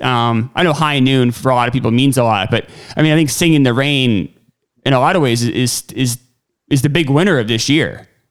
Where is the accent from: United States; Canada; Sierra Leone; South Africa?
United States; I'm American